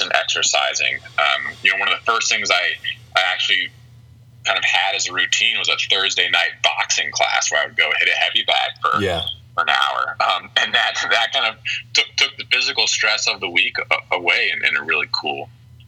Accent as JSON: {"language": "English", "town": "Springfield", "region": "Ohio", "country": "United States", "said": "I'm from Springfield, Ohio"}